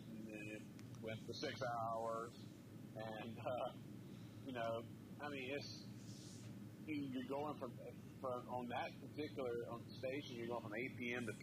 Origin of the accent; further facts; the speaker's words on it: Atlanta, Georgia, United States; growing up in the Atlanta area